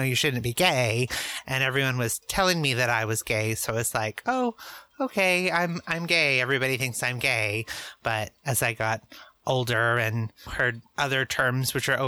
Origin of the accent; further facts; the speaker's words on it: Eastern Washington, United States; now in Portland, United States; I grew up in Eastern Washington in a small conservative area